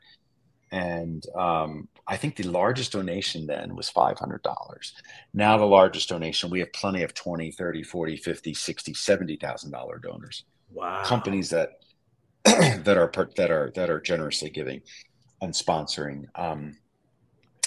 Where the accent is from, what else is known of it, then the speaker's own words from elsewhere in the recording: Philadelphia, Pennsylvania, United States; now in Helena, United States; I'm from Philadelphia, but I live in Helena, Montana